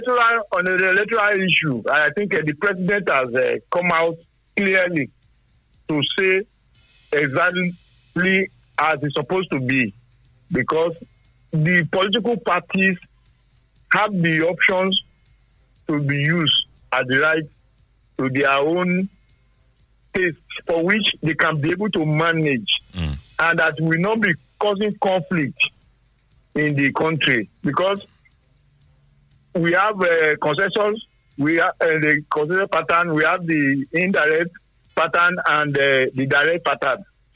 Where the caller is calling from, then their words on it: Sango, Ogun State, Nigeria; I'm calling from Sango.